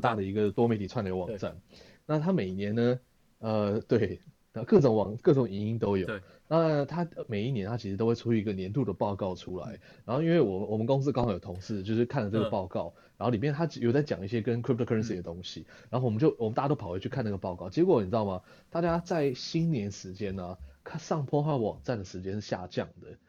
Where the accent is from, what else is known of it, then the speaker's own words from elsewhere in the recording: Taiwan; 台湾我们的退货制度没有这么的流行